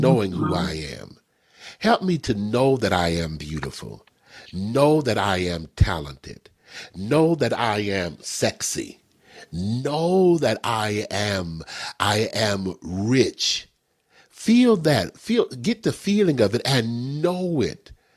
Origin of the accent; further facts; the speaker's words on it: Texas, United States; I grew up in Texas.